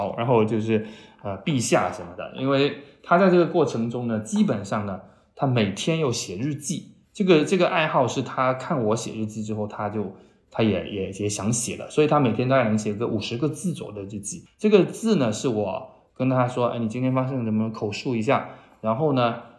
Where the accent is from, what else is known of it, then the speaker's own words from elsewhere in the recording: Chaozhou, Guangdong, China; now in Shanghai, China; 他不是去了潮州嘛？我的老家，特别是我妈妈家，她信佛，